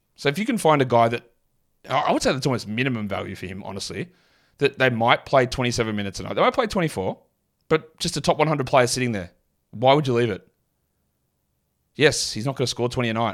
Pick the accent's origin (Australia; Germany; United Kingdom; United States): Australia; I'm from Australia.